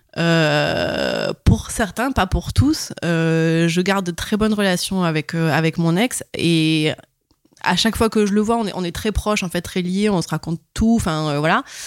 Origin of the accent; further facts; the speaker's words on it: Montpellier, Occitania, France; j'ai 31 ans et je viens de Montpellier